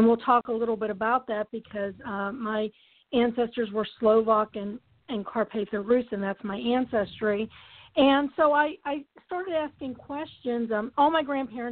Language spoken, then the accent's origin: English; Duquesne, Pennsylvania, United States; moved away as an adult; now in Ithaca, United States; I was born and raised in Pittsburgh in a small town called Duquesne